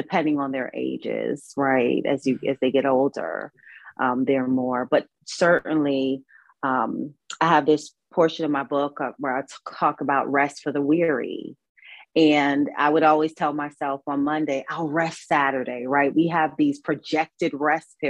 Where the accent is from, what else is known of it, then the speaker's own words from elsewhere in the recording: New York City, New York, United States; moved away as an adult; now in North Carolina, United States; I'm here in North Carolina at this time, but I'm from New York. I'm a New Yorker